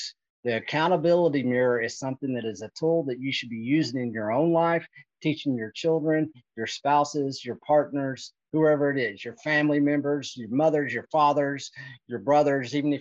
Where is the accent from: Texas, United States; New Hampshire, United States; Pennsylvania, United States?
Texas, United States; I'm from Texas